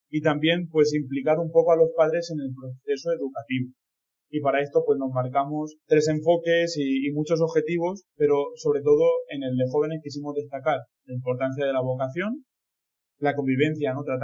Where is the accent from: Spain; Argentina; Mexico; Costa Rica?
Spain; Villena, Valencian Community; soy de Villena, de esta diócesis de Orihuela Alicante, y soy el segundo de dos hermanos